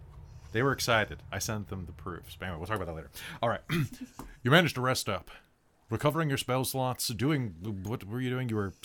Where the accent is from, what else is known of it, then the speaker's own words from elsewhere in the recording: United States; I'm American.